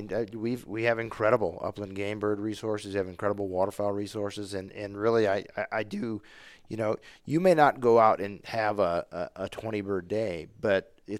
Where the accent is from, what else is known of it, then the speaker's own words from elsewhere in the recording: Wisconsin, United States; I mean, not having grown up in the West, I know that growing up in Wisconsin, it's not uncommon to go to your trailhead and there's however many other vehicles.